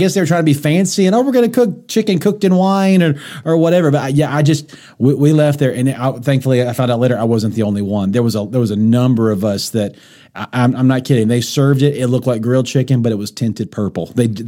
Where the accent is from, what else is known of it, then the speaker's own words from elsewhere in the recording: United States; maybe it was just something as an American person I wasn't used to.